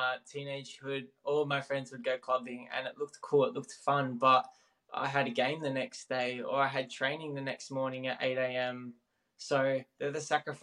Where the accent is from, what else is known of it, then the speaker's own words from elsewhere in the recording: Melbourne, Victoria, Australia; moved away as an adult; now in Adelaide, Australia; where I was in Melbourne. So that's where my hometown is.